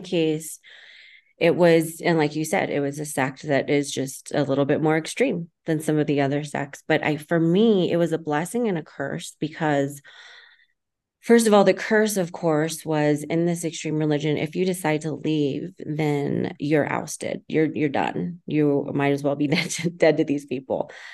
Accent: Texas, United States; I was born in Texas, Latino family, Latino background, raised in a very extreme religious organization

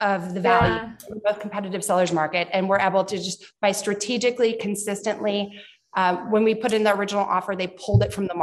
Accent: Minnesota, United States; now in Orlando, United States; my home state of Minnesota

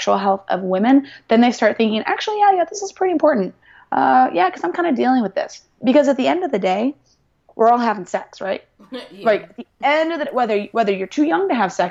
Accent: Indianapolis, Indiana, United States; I'm from Indianapolis, Indiana, and it's a very traditional place, very traditional state

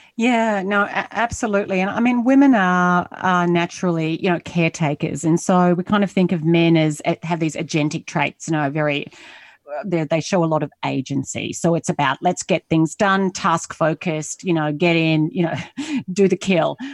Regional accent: Australia; moved away as an adult; also born or lived in United States; now in Singapore; I'm Australian. I'm currently based in Asia, in Singapore. I lived in the U S for eleven years

